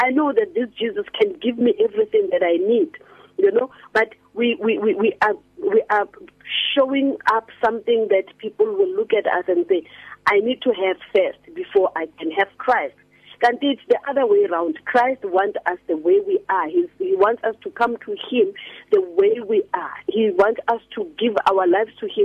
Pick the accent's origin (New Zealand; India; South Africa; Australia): South Africa; Rustenburg, North West; when I was still growing up in Rustenburg